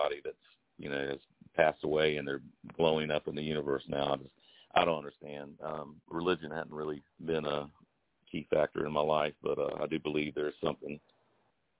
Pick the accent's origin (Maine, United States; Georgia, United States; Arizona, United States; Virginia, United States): Georgia, United States; Augusta; I came back to my hometown of Augusta.